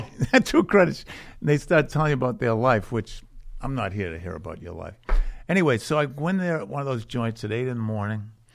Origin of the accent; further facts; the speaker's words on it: Boston, Massachusetts, United States; I was from Charlestown, and I went to caddy camp